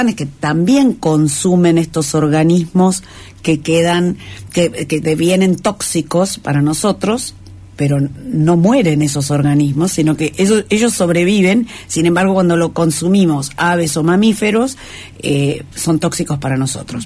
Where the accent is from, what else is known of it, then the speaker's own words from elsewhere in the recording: Tierra del Fuego, Argentina; somos de Tierra del Fuego y Tierra del Fuego es un lugar con mucho espacio.